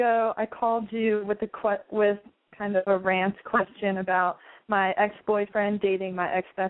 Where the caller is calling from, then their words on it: San Diego, California, United States; Sorry. 19, San Diego.